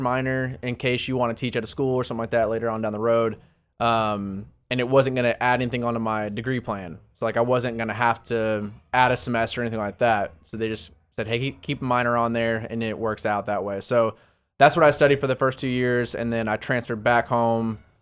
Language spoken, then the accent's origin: English; Arlington, Texas, United States; also born or lived in Dallas, Texas / Florida; I grew up in the Dallas, Fort Worth area, lived in Arlington most of my life